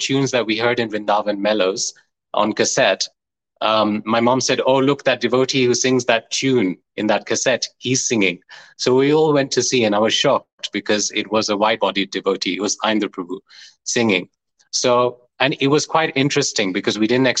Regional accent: Leicester, East Midlands, United Kingdom; I grew up in Leicester in UK

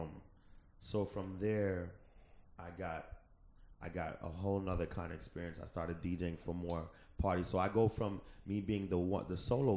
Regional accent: United States; I was born in America

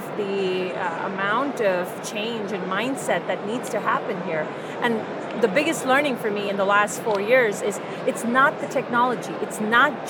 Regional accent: India; moved away; I grew up in India

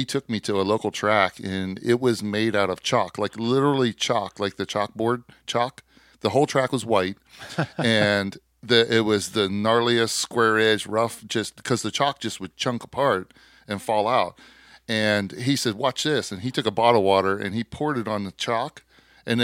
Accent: United States; as an American

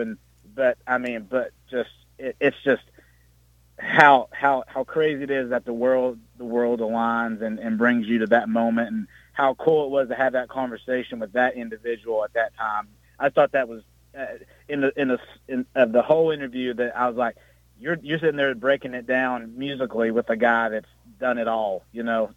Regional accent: Campbell County, Tennessee, United States; I'm from the Great North, that is Campbell County

